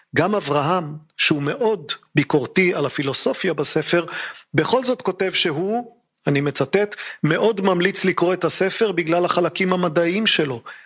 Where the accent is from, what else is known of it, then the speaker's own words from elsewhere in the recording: Israel; אצלנו בישראל